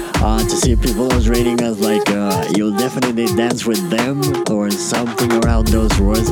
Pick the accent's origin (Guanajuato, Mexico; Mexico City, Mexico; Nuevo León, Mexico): Nuevo León, Mexico; Monterrey; from Monterrey, Mexico, which is a city north of the country known for its mountains, beer, and carne asada.